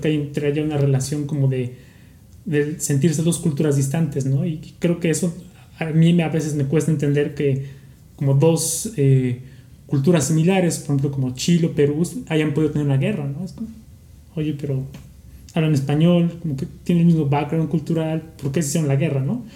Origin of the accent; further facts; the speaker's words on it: Mexico; como mexicanos